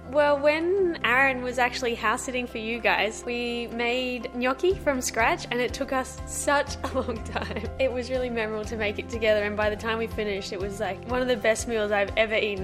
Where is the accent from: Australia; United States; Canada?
Australia; Gold Coast, Queensland; we grew up here on the Gold Coast.